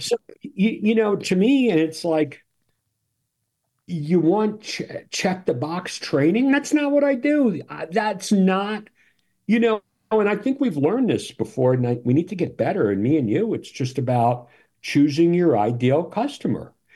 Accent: New York, United States; I'm from New York

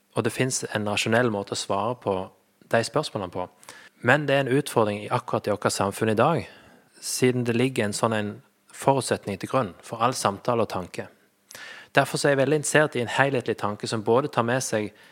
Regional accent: Flekkefjord, Agder, Norway; moved away as an adult; also born or lived in Sandnes; jeg er født og oppvokst i Flekkefjord

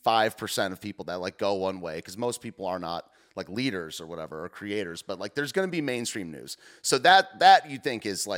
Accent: Detroit, Michigan, United States; I'm from the Detroit area

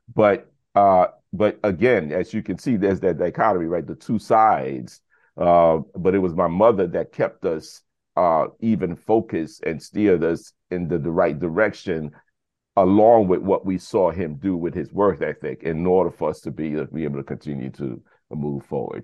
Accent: New York City, New York, United States; also born or lived in Brooklyn; I was born in Brooklyn, but raised in the South Bronx

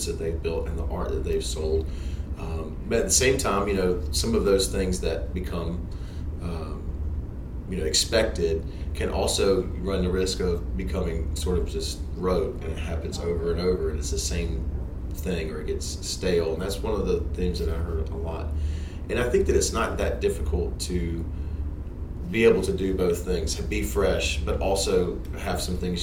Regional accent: North Louisiana, United States; growing up in North Louisiana

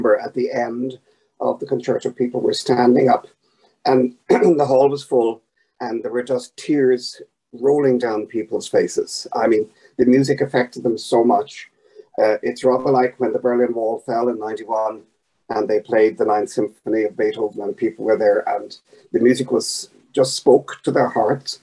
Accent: Ireland; I'm Irish, and we had this war in Northern Ireland for so long

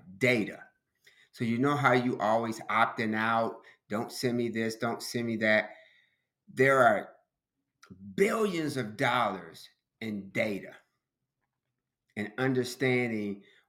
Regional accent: Chicago, Illinois, United States; growing up in Chicago

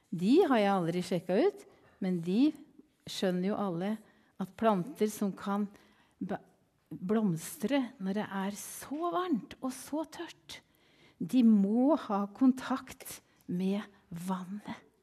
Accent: Kvelde, Vestfold, Norway; moved away as an adult; also born or lived in Kenya / Sweden; jeg kommer ifra Kvelde

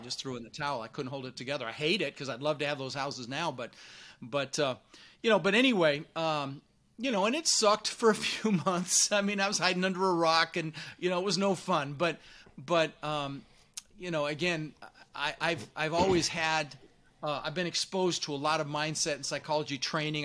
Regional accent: Denver, Colorado, United States; born or raised there; also born or lived in Netherlands

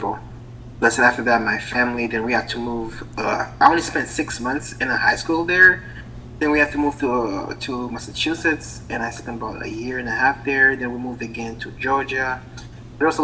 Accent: Haiti; English is a second language; now in United States; I was born from an island called Haiti, which is from the coast of Florida. And that was about 33 years ago. And that's why I have this accent now

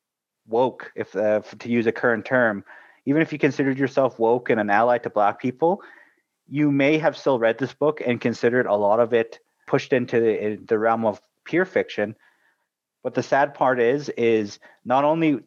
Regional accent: Canada

